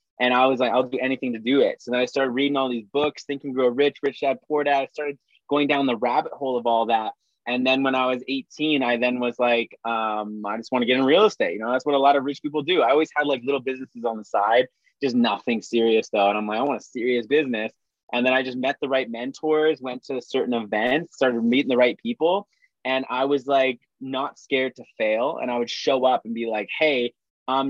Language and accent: English; Saskatchewan, Canada; I'm from Saskatchewan, Canada. So small town, like farmers, like it's very small